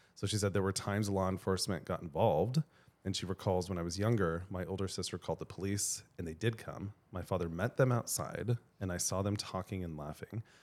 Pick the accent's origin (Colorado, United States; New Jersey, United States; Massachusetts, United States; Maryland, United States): Colorado, United States; I grew up in Colorado